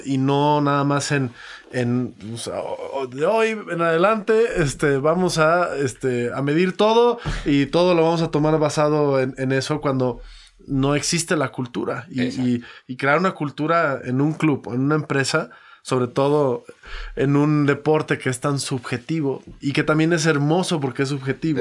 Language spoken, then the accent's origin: Spanish; Mexico; como mexicano